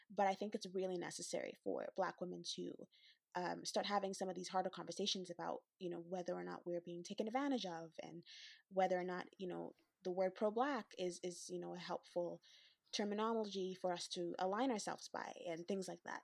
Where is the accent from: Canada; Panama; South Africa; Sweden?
Canada; Western Canada; the Western black, Western Canadian perspective